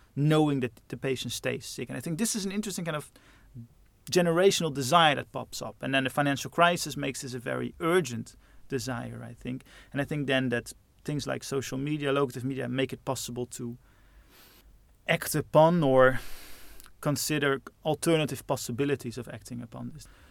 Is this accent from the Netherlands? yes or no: yes; Netherlands; Growing up in those suburbs in Holland